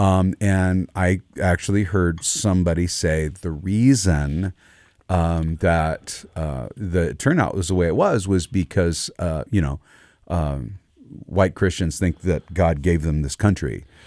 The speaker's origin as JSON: {"language": "English", "country": "United States", "said": "I'm an American. That's where I live."}